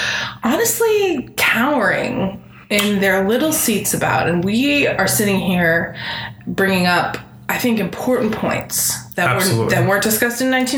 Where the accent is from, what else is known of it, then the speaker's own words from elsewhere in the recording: Boston, Massachusetts, United States; my hometown, baby. Boston.